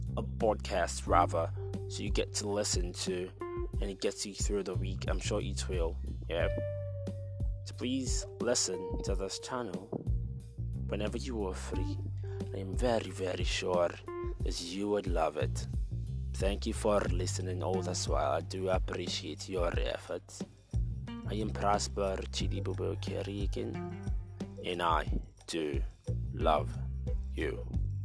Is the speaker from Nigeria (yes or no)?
yes; Nigeria; also born or lived in Rivers State, Nigeria; I'm Nigerian. And I am based in River State, a state in Nigeria too.